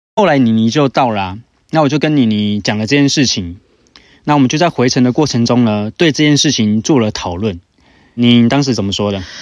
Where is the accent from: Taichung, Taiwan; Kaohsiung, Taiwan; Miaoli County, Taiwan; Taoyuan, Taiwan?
Taoyuan, Taiwan; 我们是桃园人